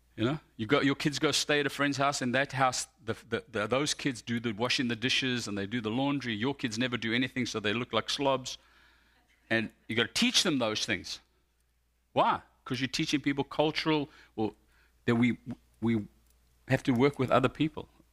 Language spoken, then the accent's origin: English; South Africa; now in United States; I identify more as American than I do as South African